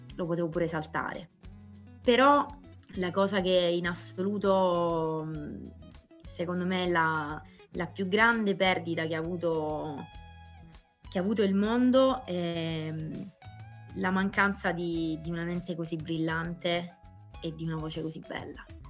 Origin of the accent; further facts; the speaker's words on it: Sicily, Italy; io sono, sono siciliana